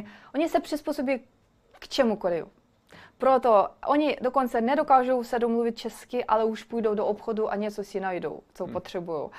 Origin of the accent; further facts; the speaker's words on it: Ukraine; Czech is a second language; moved away as an adult; also born or lived in Kyiv; now in Prague, Czechia; mám ráda Česko, ale jsem Ukrajinka, chci bydlet doma